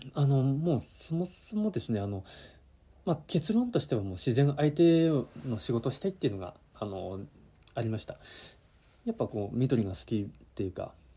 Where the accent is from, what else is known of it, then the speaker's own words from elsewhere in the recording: Yamanashi, Japan; moved away as an adult; also born or lived in Okinawa; 地元山梨に戻るかってなった時に